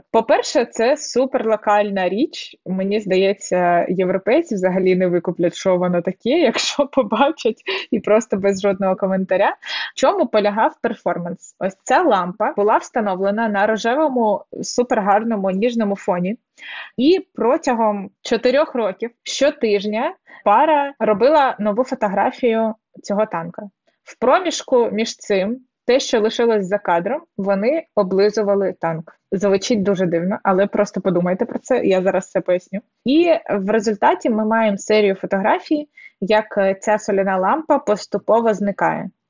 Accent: Donetsk, Donetsk Oblast, Ukraine; А я з Донецька.

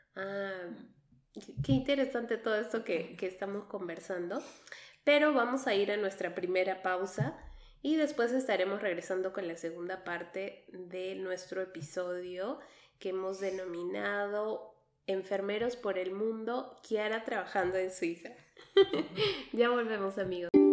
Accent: Peru; also born or lived in Quebec, Canada; now in Switzerland; vengo de Perú, pasando por Canadá

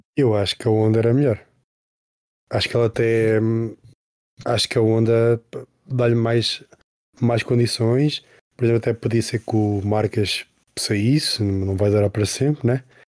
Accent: Coimbra, Centro, Portugal; moved away; na minha cidade natal, né, em Coimbra

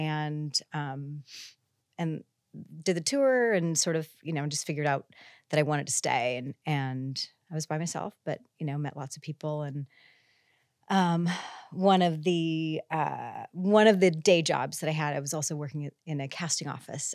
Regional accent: Iowa, United States; moved away as an adult; also born or lived in California; I came out from Iowa to a college in California

